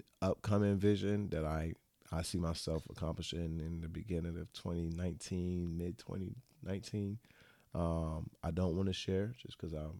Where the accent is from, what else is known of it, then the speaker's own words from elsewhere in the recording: Florida, United States; Yeah, I'm from the South. I'm a Florida native.